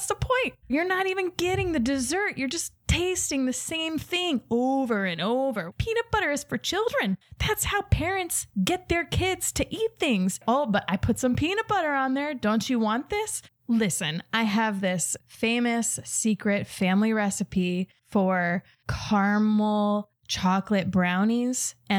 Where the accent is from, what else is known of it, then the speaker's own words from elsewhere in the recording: Ireland; Not Latvian. I'm Irish, but I did inherit the tradition.